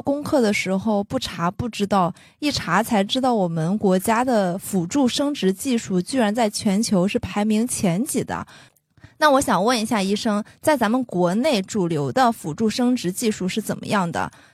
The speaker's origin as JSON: {"language": "Chinese", "region": "Shandong", "country": "China", "also_born_or_lived": "Shanghai", "moved": "as an adult", "said": "我自己是一个山东女孩子，我来上海读书之前"}